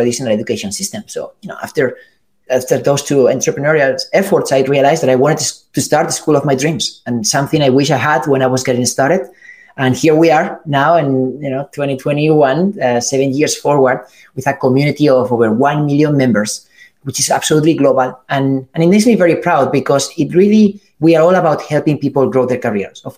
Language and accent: English; Spain; moved away as an adult; also born or lived in California; I'm from Spain